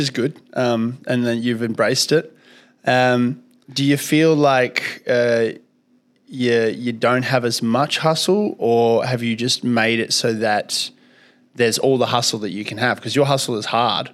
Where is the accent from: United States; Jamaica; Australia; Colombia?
Australia; Kalgoorlie, Western Australia; also born or lived in Soviet Union; I grew up in Kalgoorlie